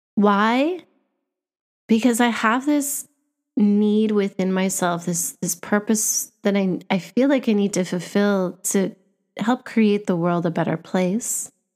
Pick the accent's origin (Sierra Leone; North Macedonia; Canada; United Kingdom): Canada; moved away; I grew up in Canada, where Canada is known as a bilingual country.